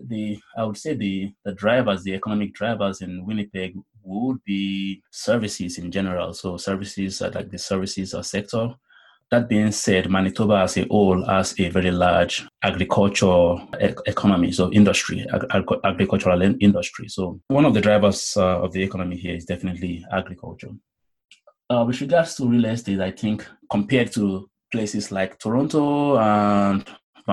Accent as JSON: {"language": "English", "country": "Nigeria", "moved": "as an adult", "lives_now": "Canada", "said": "I'm originally from Nigeria, and when I had left Nigeria"}